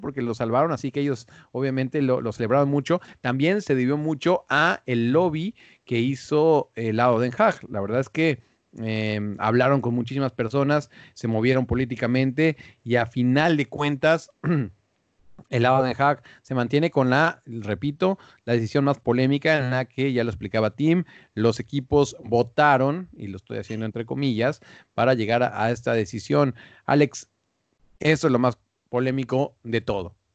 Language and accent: Spanish; Mexico; en México, en mi país